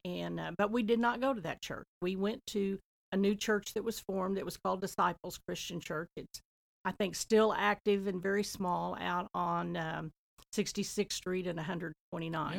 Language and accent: English; Talala, Oklahoma, United States; also born or lived in Nowata, Oklahoma; I was born in Knowata, but I lived in Tlaloc for the first twenty years in the same house